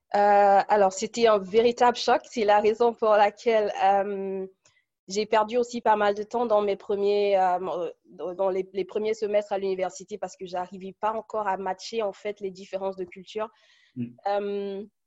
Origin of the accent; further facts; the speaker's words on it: Cameroon; moved away as an adult; now in Munich, Germany; je suis originaire du Cameroun et je vis en Allemagne depuis une dizaine d'années